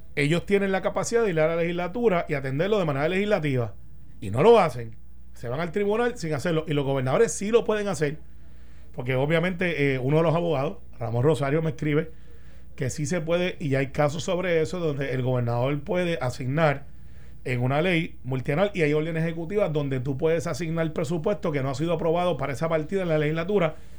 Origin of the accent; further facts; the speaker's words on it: Guaynabo, Puerto Rico; yo soy de Guainabo